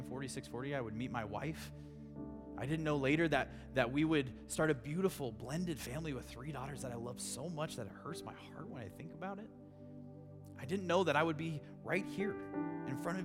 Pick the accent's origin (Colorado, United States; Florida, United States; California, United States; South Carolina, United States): Colorado, United States; Grand Junction; also born or lived in Durango; I grew up here in Grand Junction, born and raised